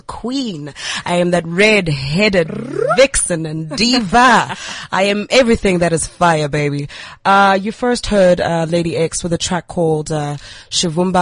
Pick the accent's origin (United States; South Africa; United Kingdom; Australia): South Africa; Port Elizabeth, Eastern Cape; moved away as an adult; also born or lived in Grahamstown; now in Johannesburg, South Africa; I'm a girl from the Eastern Cape, eBhayi.